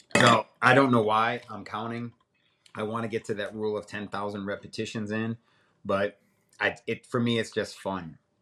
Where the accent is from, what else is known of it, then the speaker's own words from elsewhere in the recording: Middletown, Connecticut, United States; also born or lived in Alaska / Wilmington, North Carolina; now in North Carolina, United States; I'm originally from Middletown, Connecticut